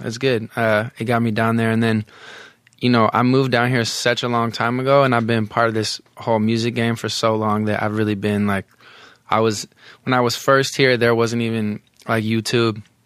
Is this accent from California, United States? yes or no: yes; the Bay Area, California, United States; I'm from the Bay